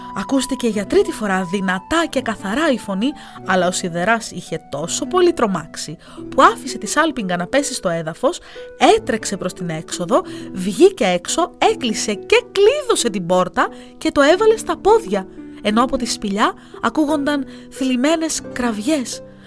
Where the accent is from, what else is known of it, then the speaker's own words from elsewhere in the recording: Heraklion, Crete, Greece; τον τόπο μου